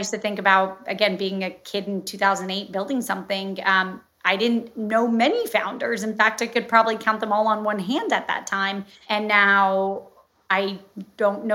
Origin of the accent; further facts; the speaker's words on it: Florida, United States; now in New York, United States; I'm from Florida